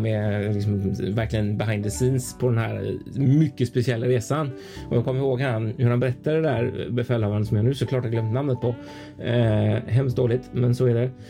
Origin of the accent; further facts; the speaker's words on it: Gothenburg, Västra Götaland, Sweden; Som göteborgare